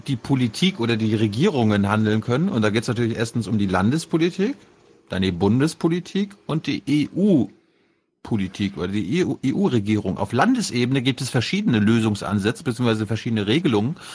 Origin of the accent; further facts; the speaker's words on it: Mecklenburg-Vorpommern, Germany; now in Berlin, Germany; nach MacPom, zu meiner Heimat